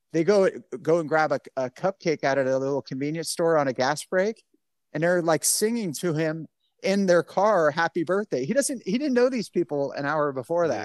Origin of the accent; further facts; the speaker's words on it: Bay Area, California, United States; also born or lived in Alaska; I grew up in the Bay Area and I didn't leave California much other than I, I lived in Alaska for a couple of years in the military